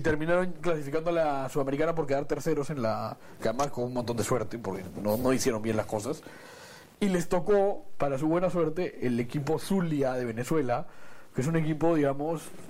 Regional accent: Peru; pocas veces se nos presenta a los peruanos una situación favorable

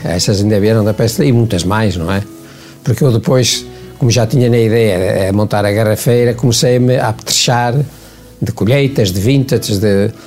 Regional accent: Lamego, Viseu, Portugal; now in Caminha, Portugal; eu cheguei a Caminha, sou de Lamego, cheguei a Caminha em 1970

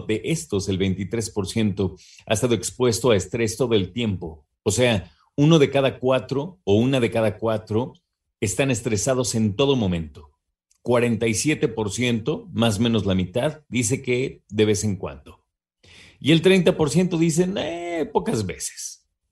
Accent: Mexico; como mexicanos, mexicanas que somos

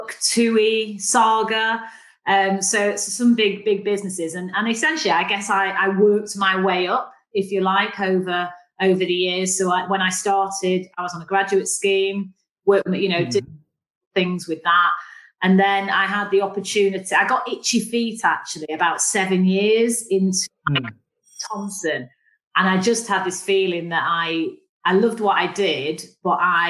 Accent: Manchester, North West England, United Kingdom; accent: northern; moved away as an adult; also born or lived in Leeds; now in London, United Kingdom; I grew up in a very normal working-class family, if you like, in Manchester.

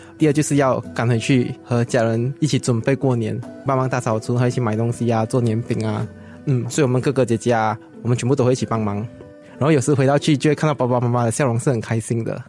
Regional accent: Segamat, Johor, Malaysia; moved away as an adult; now in Singapore; 家乡是在柔佛西加姆，就是一个比较水小镇的一个地方，是蛮干蹦的。嗯，它距离J B 还有一段距离，就是我从J B 回去我的家乡的话，还需要两到三个小时的车程。然后我的家乡就是出名流连的，就是斯卡马丢连

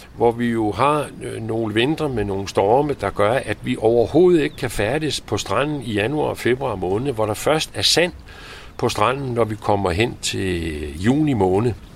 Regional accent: Copenhagen, Capital Region of Denmark, Denmark; moved away as an adult; now in Nørre Lyngby, Denmark; jeg er opvokset med som, som ung i København

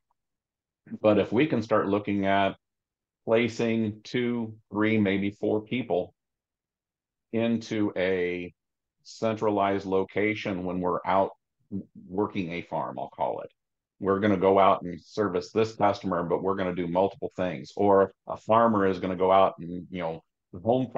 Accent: Southeast Indiana, United States; also born or lived in Ohio / Southwest Michigan / Richmond, Virginia; Farm I grew up on in Southeast Indiana

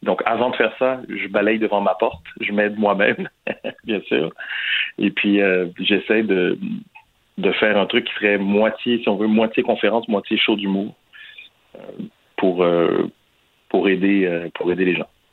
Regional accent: Quebec, Canada; chez ici au Québec

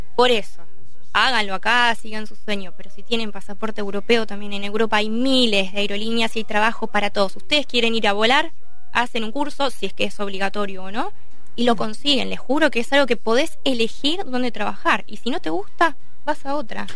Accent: Argentina; moved away as an adult; now in Barcelona, Spain; los argentinos somos argentinos

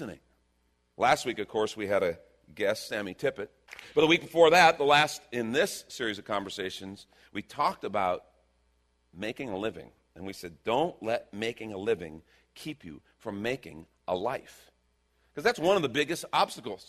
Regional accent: Texas, United States; We're from Texas

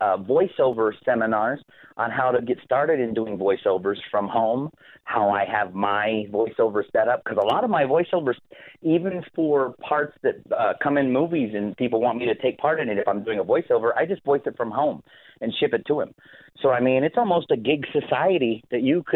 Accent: Texas, United States; I am from Texas

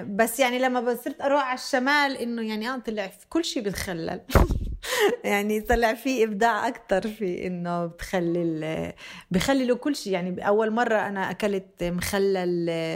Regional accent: Bethlehem, West Bank, Palestine; moved away; also born or lived in Jenin; منطقة بيت لحم وين انا تربيت

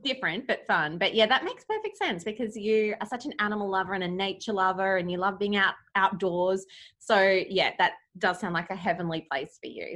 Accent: Australia; I'm your Australian wife

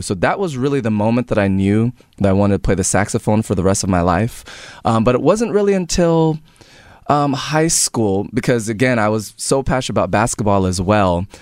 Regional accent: Tampa, Florida, United States; also born or lived in New Jersey; I was a Tampa Bay Buccaneers fan just growing up in Tampa

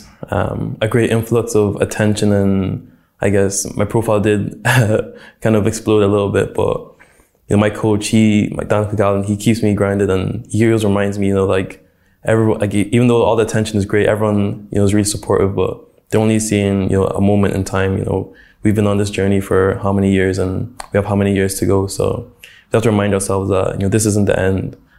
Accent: Dundalk, County Louth, Ireland; I think Dundalk was a pretty cool place to grow up. You know, when I tell people I'm from Dundalk

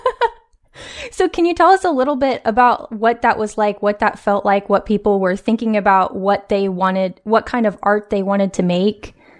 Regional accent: West Coast, United States; a mother, author, and cultural commentator born and raised on the West Coast

